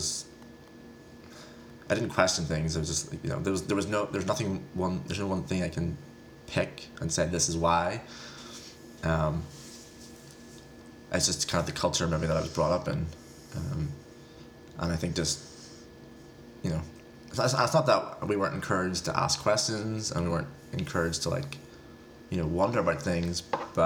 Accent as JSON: {"language": "English", "region": "Northern Ireland", "country": "United Kingdom", "said": "I'm from Northern Ireland"}